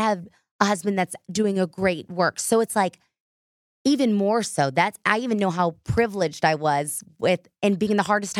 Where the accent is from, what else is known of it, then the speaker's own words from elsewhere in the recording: Texas, United States; that was, like, a fail growing up in Texas.